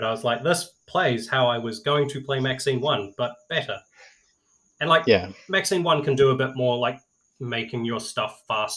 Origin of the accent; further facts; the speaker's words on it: New Zealand; being a New Zealander